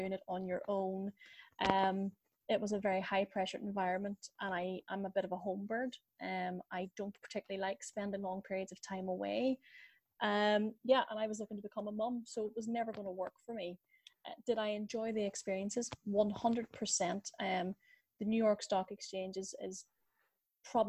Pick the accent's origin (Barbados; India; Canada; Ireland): Ireland; accent: Irish; my beautiful Irish accent would suggest that I am based in Ireland.